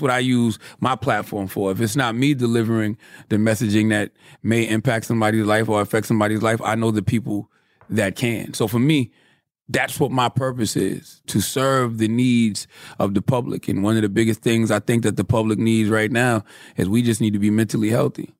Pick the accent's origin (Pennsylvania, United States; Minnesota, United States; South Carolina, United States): South Carolina, United States; Moncks Corner; I'm from Monk's Corner, South Carolina.